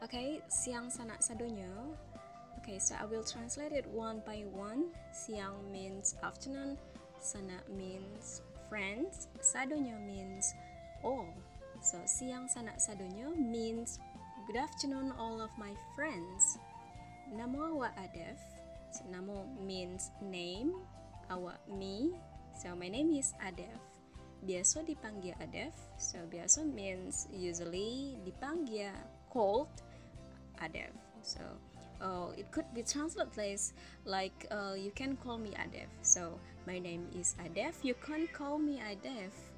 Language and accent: English; Payakumbuh, West Sumatra, Indonesia; I am from Payakumbuh, West Sumatra, which is about 3 hours from Padang, the capital city of West Sumatra